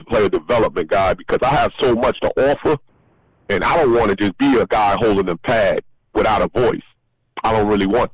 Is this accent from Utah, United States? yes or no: no; New York City, New York, United States; I grew up in New York